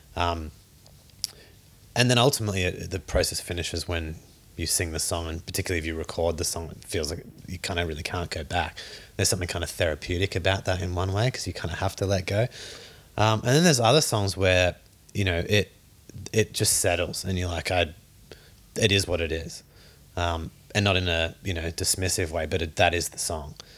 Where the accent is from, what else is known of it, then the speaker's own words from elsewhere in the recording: Australia; Growing up in Australia